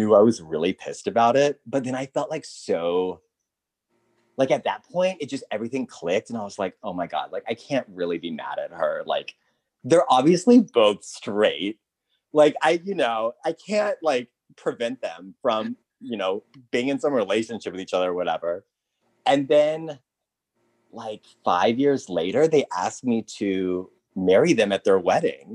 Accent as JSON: {"language": "English", "region": "Texas", "country": "United States", "tie": "born or raised there", "said": "I grew up in Texas"}